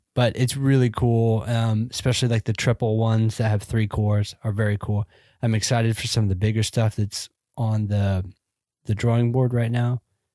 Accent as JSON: {"language": "English", "region": "Georgia", "country": "United States", "tie": "born or raised there", "also_born_or_lived": "Phoenix, United States", "said": "I grew up in Georgia, so nope. And when I wasn't in Georgia, I lived in Phoenix."}